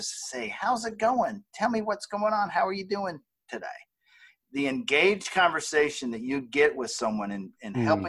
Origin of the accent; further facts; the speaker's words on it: the South, United States; we're from the South